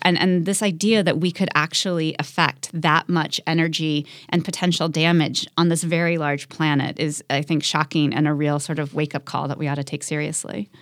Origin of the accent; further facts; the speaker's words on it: Midwest, United States; moved away; I grew up in the Midwest